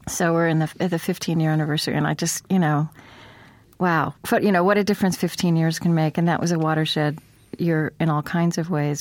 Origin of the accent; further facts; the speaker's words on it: Oklahoma, United States; moved away; also born or lived in United Kingdom; I grew up in Oklahoma